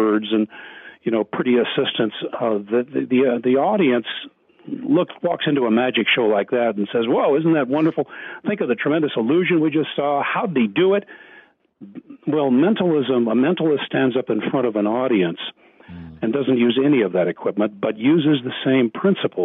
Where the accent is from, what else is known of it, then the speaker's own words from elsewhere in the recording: Wheaton, Illinois, United States; When I was growing up in the Wheaton area, which at that time was the Evangelical Vatican of the United States